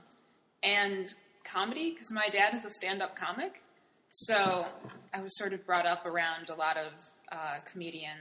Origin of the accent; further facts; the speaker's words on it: Cleveland, Ohio, United States; also born or lived in Hartford, Connecticut; now in Brooklyn, United States; I'm from Cleveland, Ohio